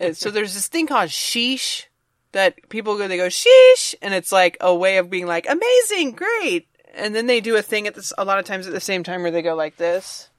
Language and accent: English; Virginia, United States; I'm from Virginia